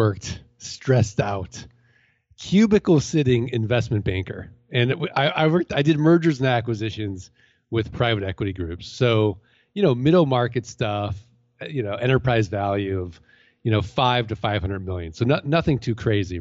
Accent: St. Louis, Missouri, United States

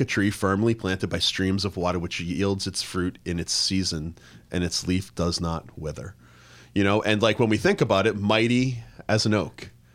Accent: Plymouth, Massachusetts, United States; moved away; I grew up in the Northeast, right? So I grew up in Plymouth, Massachusetts

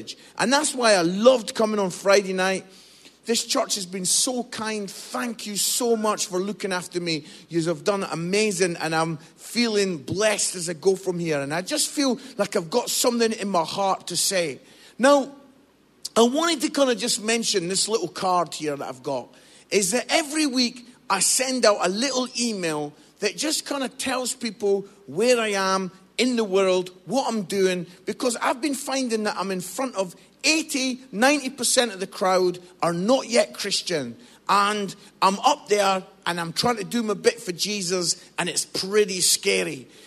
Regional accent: Scotland, United Kingdom; also born or lived in Musselburgh, Scotland; now in England; I'm Scottish

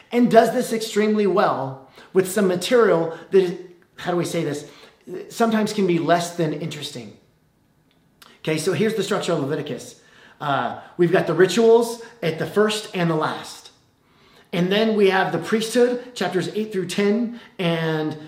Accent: California, United States; also born or lived in Illinois; When I was a kid, we moved from Illinois to California in 1989. I was 8 years old

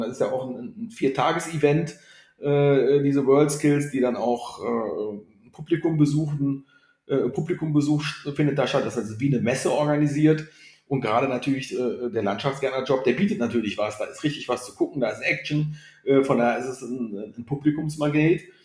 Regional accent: Grevenbroich, North Rhine-Westphalia, Germany; also born or lived in Rhein-Kreis Neuss; now in Cologne, Germany; ich komme gebürtig aus Griffenbruch

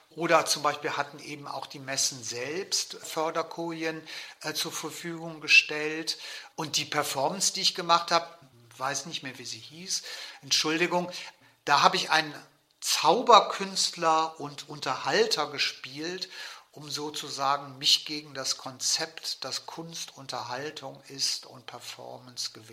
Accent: West Germany, Germany; wer bin ich eigentlich als Westdeutscher, das spielte ja damals eine sehr große Rolle.

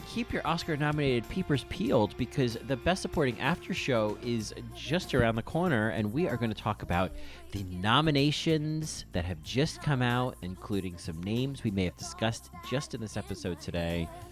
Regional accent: New Jersey, United States; when I was a kid growing up in New Jersey

